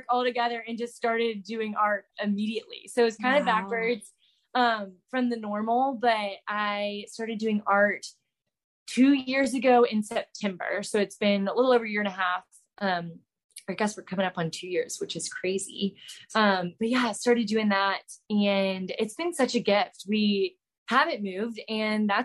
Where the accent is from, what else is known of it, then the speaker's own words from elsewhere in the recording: Charlotte, North Carolina, United States; moved away as an adult; also born or lived in Clemson, South Carolina; now in Charleston, United States; I am from Charlotte, North Carolina. Born and raised there